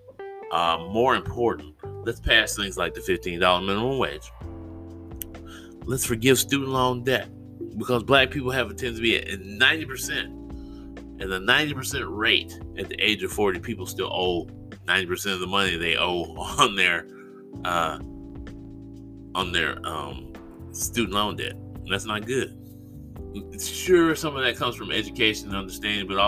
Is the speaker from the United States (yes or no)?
yes; United States; That's what we do here in America